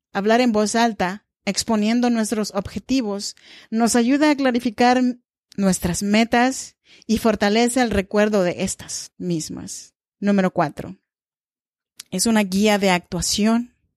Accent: Oaxaca, Mexico; now in Sacramento, United States; Yo soy mexicana y oaxaqueña.

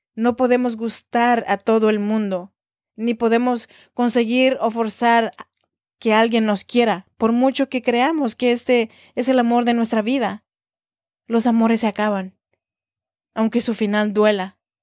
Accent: Oaxaca, Mexico; now in Sacramento, United States; soy oaxaqueña de corazón

